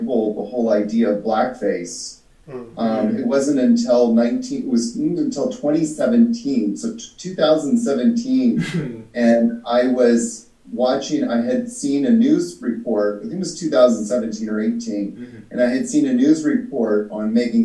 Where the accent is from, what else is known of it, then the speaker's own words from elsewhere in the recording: British Columbia, Canada; moved away as an adult; also born or lived in Vancouver, Canada / Victoria, Canada / New York City, United States; now in Costa Rica; I grew up in Canada, like I said, and you know, in Vancouver there was a lot of Asian people, you know, back when I was growing up.